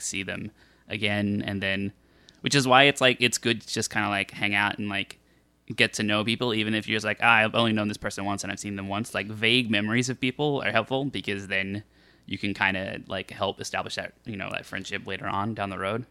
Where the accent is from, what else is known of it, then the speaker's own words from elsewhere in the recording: Australia; I'm Australian